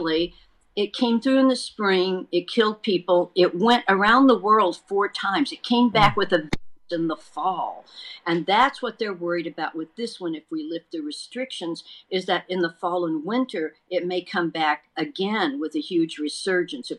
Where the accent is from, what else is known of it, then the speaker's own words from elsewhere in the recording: Texas, United States; now in California, United States; my home state of Texas